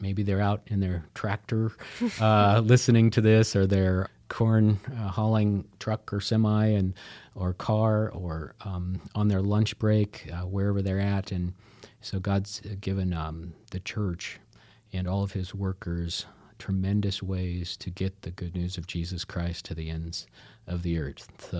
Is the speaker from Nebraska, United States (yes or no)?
yes; Nebraska, United States; Then we moved back to our home state, which both Jenny and I were born and raised in Nebraska. We're excited to be based out of Omaha, Nebraska.